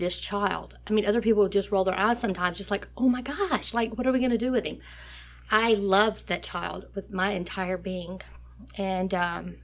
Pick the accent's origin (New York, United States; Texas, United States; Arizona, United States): Texas, United States; Nome; I grew up in a very small community of 515 people called Nome, Texas